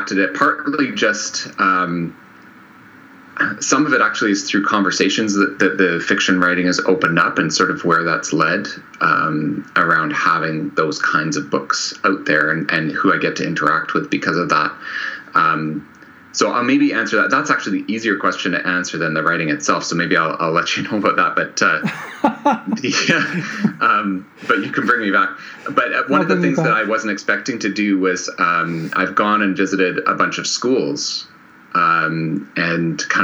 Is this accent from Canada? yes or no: yes; Canada; I'm Canadian